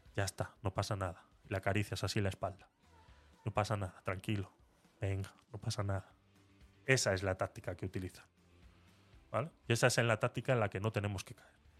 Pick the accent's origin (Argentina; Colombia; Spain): Spain; Vitoria-Gasteiz, Basque Country; cuando era pequeño en Vitoria eh, teníamos un psicólogo en el colegio